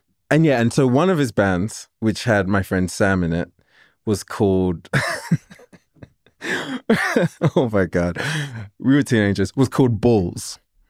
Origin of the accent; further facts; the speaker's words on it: England, United Kingdom; And, you know, and I was already in love with it as most English people are from film.